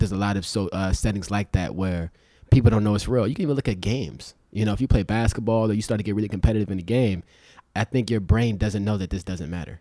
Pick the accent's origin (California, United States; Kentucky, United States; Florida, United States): California, United States; Los Angeles; also born or lived in Inglewood / Compton; I grew up in Inglewood and South Central and Compton